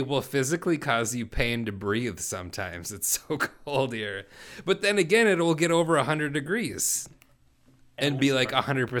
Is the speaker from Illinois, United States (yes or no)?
no; Texas, United States; It's I'm originally from Texas. I'm from the South.